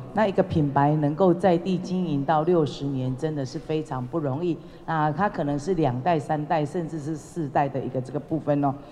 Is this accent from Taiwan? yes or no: yes; Changhua County, Taiwan; 也是我们彰化人的一个骄傲